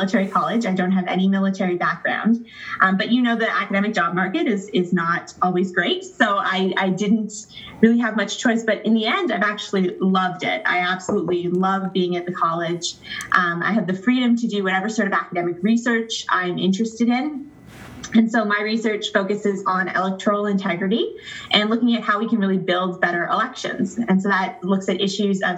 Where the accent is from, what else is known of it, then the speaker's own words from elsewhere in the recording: Ontario, Canada; I live in the province of Ontario. I grew up in Ontario.